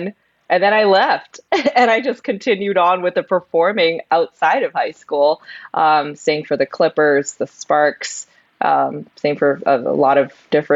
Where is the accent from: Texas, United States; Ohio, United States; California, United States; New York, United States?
California, United States; San Gabriel; I grew up in California, the LA area.